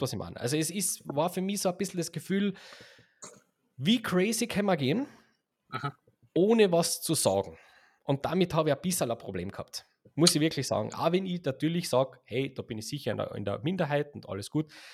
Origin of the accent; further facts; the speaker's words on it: Austria; wir sind ja Österreicher